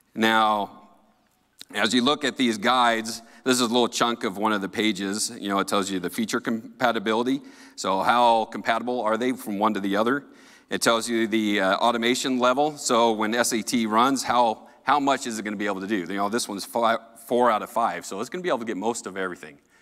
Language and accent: English; Colorado, United States; I'm from Colorado.